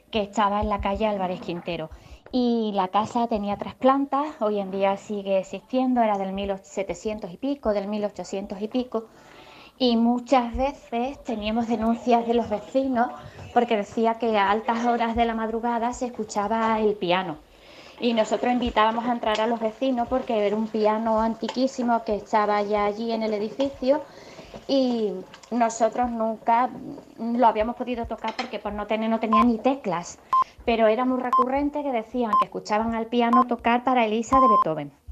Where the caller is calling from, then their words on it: Seville, Andalusia, Spain; Hola, buenos días. Soy … de Sevilla.